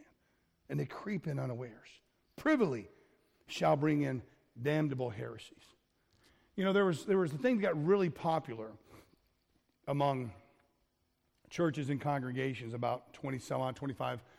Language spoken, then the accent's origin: English; South Florida, United States; I grew up in South Florida, and we used to have these big alligators in our neighborhood